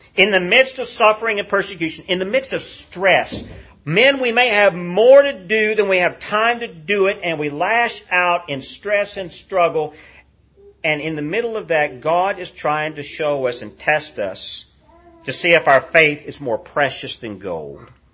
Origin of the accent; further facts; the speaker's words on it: United States; as American Christians